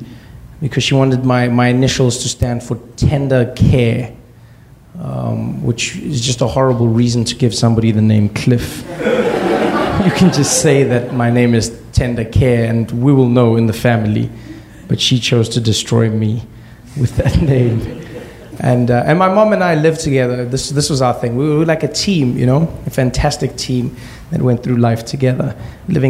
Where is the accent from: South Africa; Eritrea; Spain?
South Africa; born or raised there